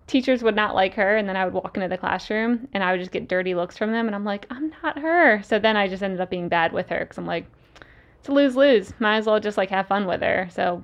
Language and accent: English; Salisbury, Maryland, United States; The Eastern Shore of Maryland. So the exact almost opposite side of the U.S., like the coast near the beach.